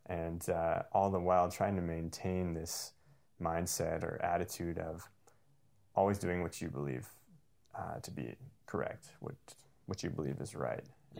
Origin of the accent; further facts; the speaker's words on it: Calgary, Alberta, Canada; first language English; I was born and raised in Calgary